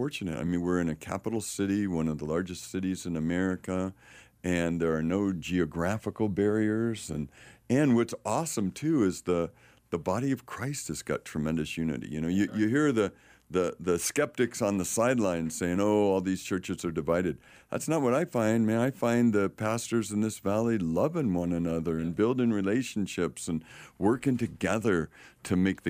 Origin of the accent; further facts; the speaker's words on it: San Rafael, California, United States; also born or lived in San Francisco; now in Phoenix, United States; That's my hometown, you know. I was born in San Francisco, grew up in Marin County.